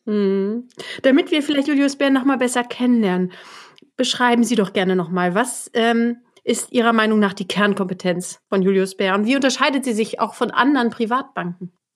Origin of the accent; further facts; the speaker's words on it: Germany; so wie ich aus deutscher Sicht